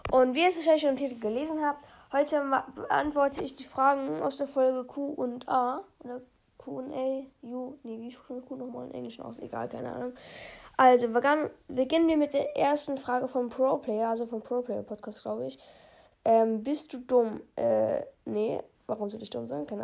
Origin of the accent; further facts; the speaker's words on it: Bavaria, Germany; aus welcher Stadt sage ich nicht, aber ich sage ähm, aus welchem Bundesland, und zwar komme ich aus Bayern.